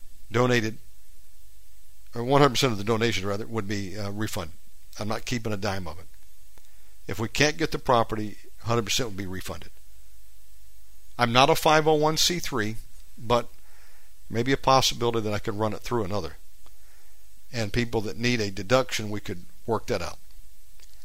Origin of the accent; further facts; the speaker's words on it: United States; moved away as an adult; now in Indonesia; Of course I'm an American.